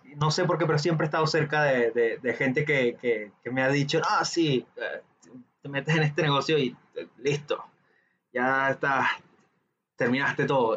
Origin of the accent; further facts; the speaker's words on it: Venezuela; seamos de, un país donde digamos que la educación financiera está muy reducida